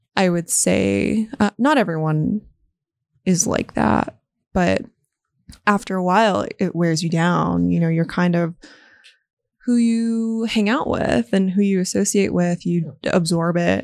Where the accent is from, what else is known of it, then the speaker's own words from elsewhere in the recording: Las Vegas, Nevada, United States; I was born and raised in Las Vegas